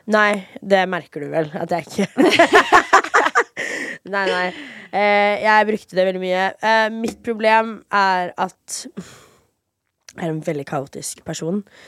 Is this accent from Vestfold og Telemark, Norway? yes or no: no; Fredrikstad, Østfold, Norway; moved away as an adult; also born or lived in Miami, Florida, United States / Moss, Norway; now in Oslo, Norway; der bodde jeg fra 4.-5. klasse til videregående